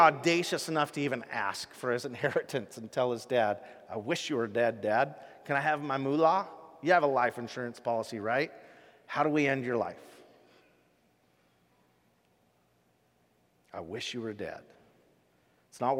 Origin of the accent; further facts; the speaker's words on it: Rochester, Washington, United States; a farm I grew up on in Rochester, Washington